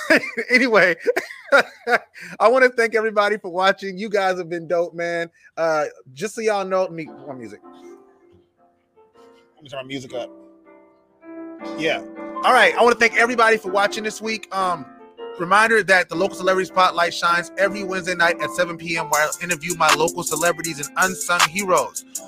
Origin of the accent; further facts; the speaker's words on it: North Charleston, South Carolina, United States; I'm from North Charleston, so I have a, a great affinity for the city of North Charleston